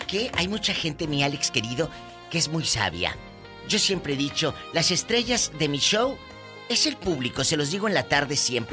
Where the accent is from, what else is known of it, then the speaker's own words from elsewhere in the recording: Mexico; como decimos los mexicanos